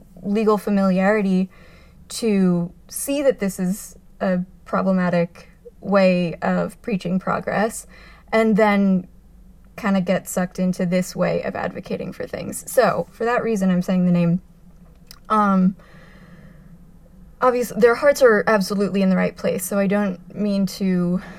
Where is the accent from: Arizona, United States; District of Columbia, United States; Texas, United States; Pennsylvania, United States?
Arizona, United States; now in New York, United States; I'm from Arizona originally.